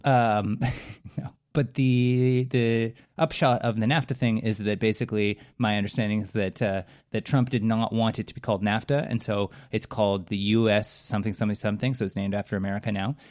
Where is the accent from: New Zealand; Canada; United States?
Canada; as a Canadian, I have a predisposition to appreciating politeness